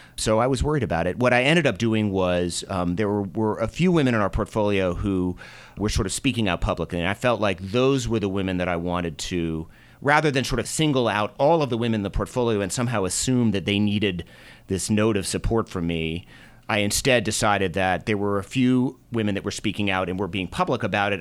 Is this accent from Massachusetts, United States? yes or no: yes; Boston, Massachusetts, United States; moved away as an adult; also born or lived in Minnesota / New York; now in Colorado, United States; I grew up in Boston.